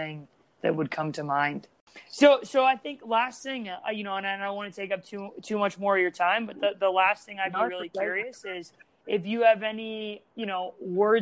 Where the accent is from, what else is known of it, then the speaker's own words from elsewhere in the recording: United States; having grown up and played in the game here